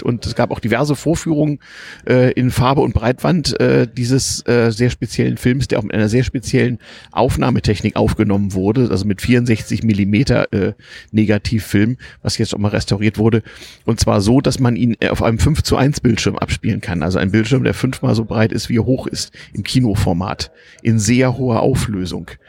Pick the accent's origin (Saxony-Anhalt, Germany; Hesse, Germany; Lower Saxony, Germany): Lower Saxony, Germany; Harz; Ich bin nämlich im Harz aufgewachsen